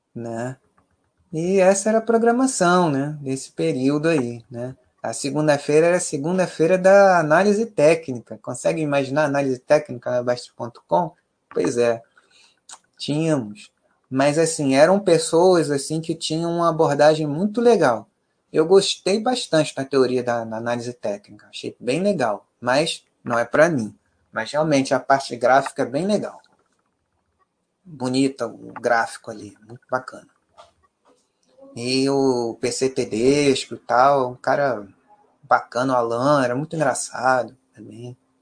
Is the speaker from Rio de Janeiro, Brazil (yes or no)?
yes; Rio de Janeiro, Brazil; nós cariocas